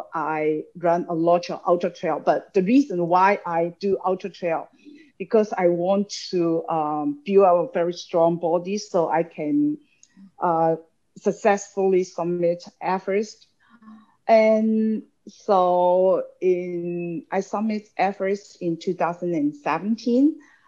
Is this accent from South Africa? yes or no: no; Hong Kong; also born or lived in China; I was born in China, but basically I grew up in an educator in Hong Kong.